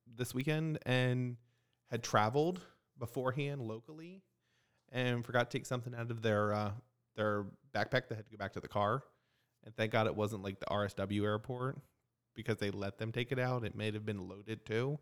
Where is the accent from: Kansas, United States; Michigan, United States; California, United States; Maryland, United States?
Maryland, United States; now in Fort Myers, United States; I'm from Maryland. I say libraries